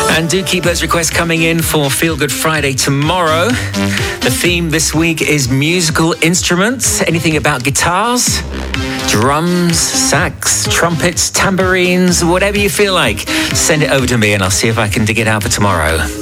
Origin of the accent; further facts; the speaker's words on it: Watford, East of England, United Kingdom; now in French Riviera, France; my hometown, uh, Watford